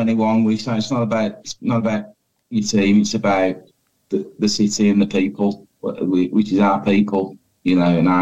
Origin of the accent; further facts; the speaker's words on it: Birmingham, West Midlands, United Kingdom; I love my city and I love my people